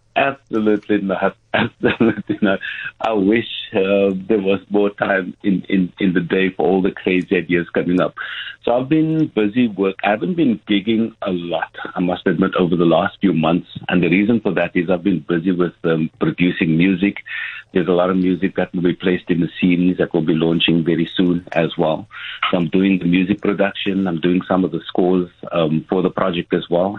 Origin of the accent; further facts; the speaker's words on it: Cape Town, Western Cape, South Africa; coming from Mitchell's Plain